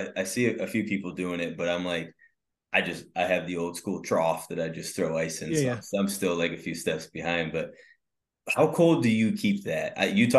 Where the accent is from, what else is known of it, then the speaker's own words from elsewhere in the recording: Northern Michigan, United States; I grew up in Northern Michigan